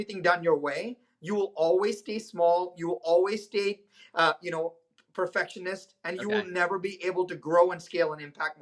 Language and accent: English; India; moved away as an adult; now in United States; I was born in India.